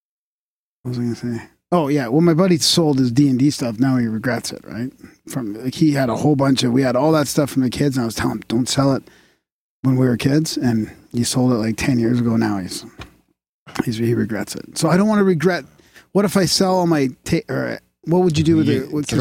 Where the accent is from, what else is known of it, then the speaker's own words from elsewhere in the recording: British Columbia, Canada; now in Alberta, Canada; So I'm from Vancouver Island, but I live here now.